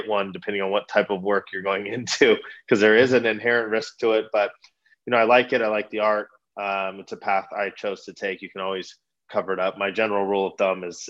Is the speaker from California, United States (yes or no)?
yes; Redlands, California, United States; born and raised in Redlands.